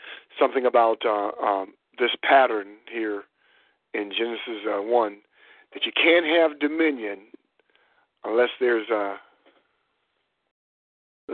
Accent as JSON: {"language": "English", "town": "Warren", "region": "Ohio", "country": "United States", "tie": "born or raised there", "said": "growing up in Warren, Ohio, they had crab apple trees"}